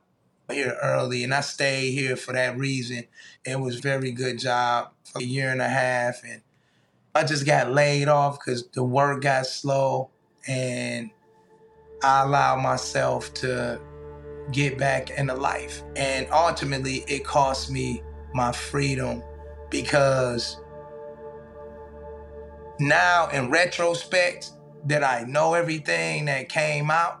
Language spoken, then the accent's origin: English; Flint, Michigan, United States; I grew up in Flint, Michigan, a long way from New York.